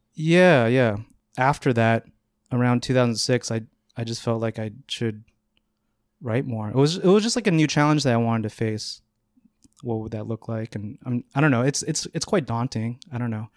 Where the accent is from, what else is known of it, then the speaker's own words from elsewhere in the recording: Northern California, United States; moved away as an adult; now in New York, United States; I grew up in Northern California, about 30 minutes north of San Francisco and then moved here about moved to New York about eight years ago